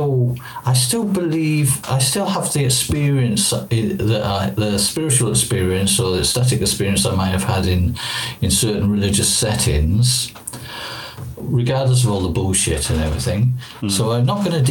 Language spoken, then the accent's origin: English; Wales, United Kingdom; I come from Wales